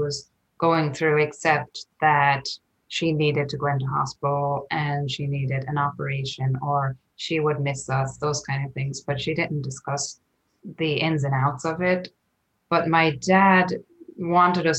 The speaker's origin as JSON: {"language": "English", "country": "Ireland", "tie": "born or raised there", "moved": "as an adult", "lives_now": "Portland, United States", "said": "very traditional to my growing up in Ireland"}